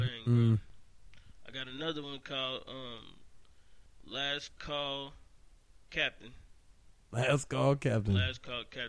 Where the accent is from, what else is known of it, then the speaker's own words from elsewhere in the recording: Dayton, Ohio, United States; I'm also born and raised in Dayton.